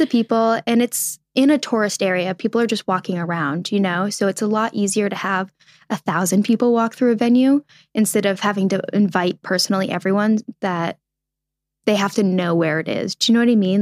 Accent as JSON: {"language": "English", "region": "New England", "country": "United States", "tie": "born or raised there", "said": "I grew up in New England"}